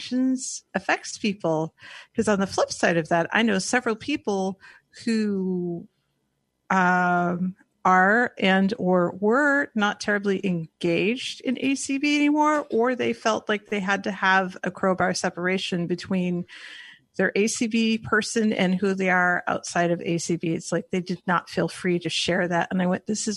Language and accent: English; Northern California, United States; now in Portland, United States; I am from Portland, Oregon, originally from Northern California